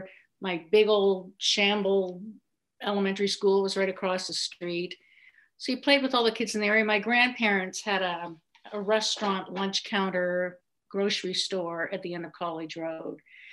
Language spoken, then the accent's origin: English; Bible Hill, Nova Scotia, Canada; moved away as an adult; also born or lived in Western Canada / Toronto; Well, I grew up in Bible Hill, Nova Scotia. And I was thinking about this today. So I'm 62. And so I was born in 58.